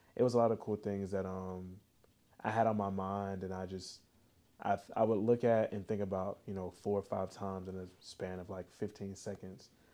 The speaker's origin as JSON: {"language": "English", "region": "the South", "country": "United States", "said": "we're from the South"}